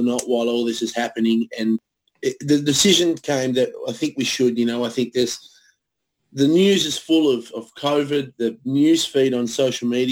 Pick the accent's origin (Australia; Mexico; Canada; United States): Australia; Tasmania; we're from Tasmania